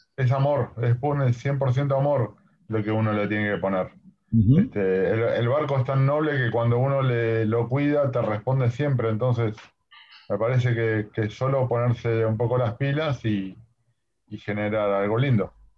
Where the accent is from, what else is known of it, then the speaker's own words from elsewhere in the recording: Argentina; los argentinos somos muy buenos marineros